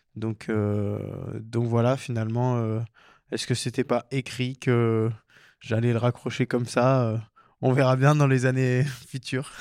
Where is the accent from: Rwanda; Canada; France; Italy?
France; Embrun, Provence-Alpes-Côte d'Azur; moved away as an adult; also born or lived in Chambéry / Lyon / Belfort; now in Sainte-Foy-en-Tarentaise, France; moi j'ai grandi dans les Hautes-Alpes donc à Embrun